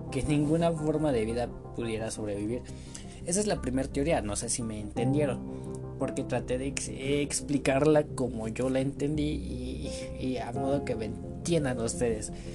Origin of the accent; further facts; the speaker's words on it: State of Mexico, Mexico; yo soy de México, bueno, soy del Estado de México